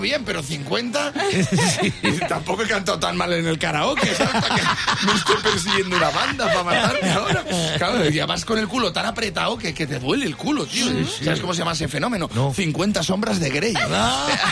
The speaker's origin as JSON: {"language": "Spanish", "town": "Valladolid", "region": "Castile and León", "country": "Spain", "tie": "born or raised there", "said": "yo soy de Valladolid. Con la niebla que hay, ahí no ves venir claro, hemos crecido con eso"}